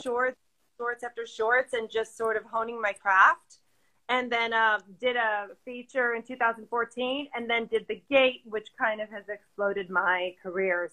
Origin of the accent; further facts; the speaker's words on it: Chicago, Illinois, United States; I'm from Chicago, and I was an actress